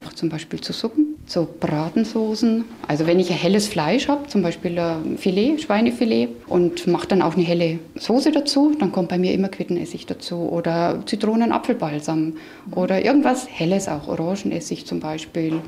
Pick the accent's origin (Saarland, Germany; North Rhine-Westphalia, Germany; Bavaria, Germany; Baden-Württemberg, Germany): Bavaria, Germany; Straubing; now in Franconia, Germany; Ich komme aus Straubing das hört man noch, denke ich, das kommt noch ganz schön durch.